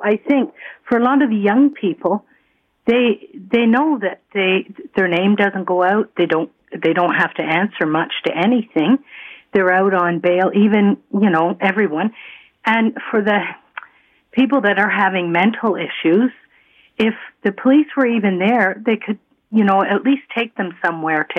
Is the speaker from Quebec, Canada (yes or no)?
no; Toronto, Ontario, Canada; I grew up in Toronto